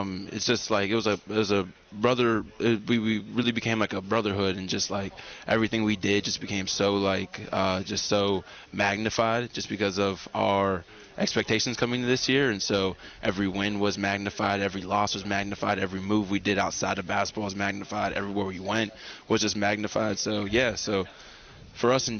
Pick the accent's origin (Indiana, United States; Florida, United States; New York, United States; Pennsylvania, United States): Pennsylvania, United States; Pittsburgh; moved away as an adult; also born or lived in North Carolina; I'm from Pittsburgh, Pennsylvania